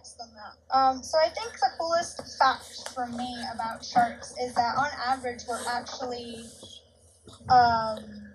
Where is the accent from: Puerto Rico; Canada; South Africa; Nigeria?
Puerto Rico; I was born in Puerto Rico, which is an island in the Caribbean, so the sea is kind of in my blood.